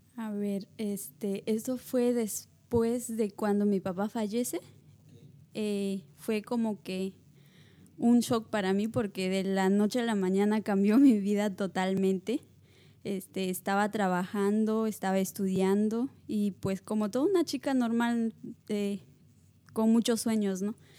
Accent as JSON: {"language": "Spanish", "region": "La Libertad", "country": "Peru", "tie": "born or raised there", "moved": "yes", "said": "soy de Perú, pero soy natural de la libertad de Perú. Y Llevo tres años acá."}